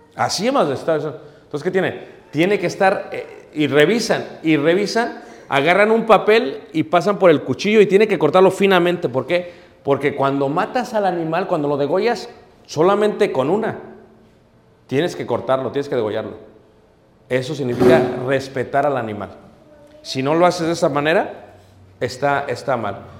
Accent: Mexico; como mexicanos

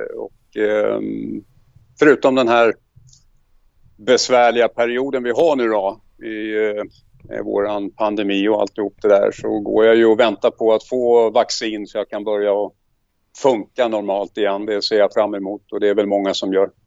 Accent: Stockholm, Stockholm County, Sweden; moved away as an adult; now in Mariefred, Sweden; Jag är uppväxt på södersidan i Stockholm, i Gubbängen

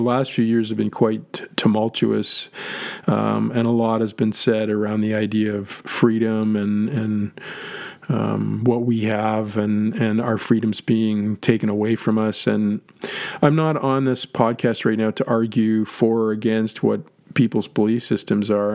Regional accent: Canada; moved away; being Canadian born

